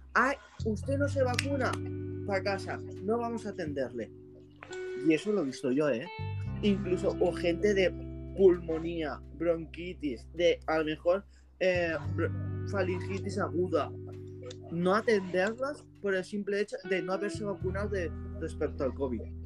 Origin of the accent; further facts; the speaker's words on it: Spain; yo soy de España